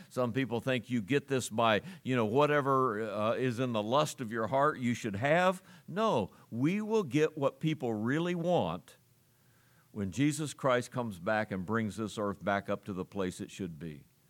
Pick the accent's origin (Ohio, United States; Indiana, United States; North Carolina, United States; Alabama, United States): Ohio, United States; I grew up in Ohio